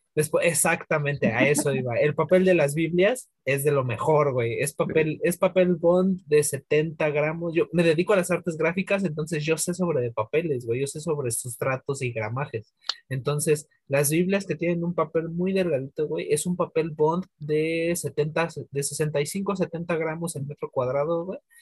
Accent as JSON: {"language": "Spanish", "region": "Mexico City", "country": "Mexico", "said": "yo soy de, de Iztapalapa para el mundo"}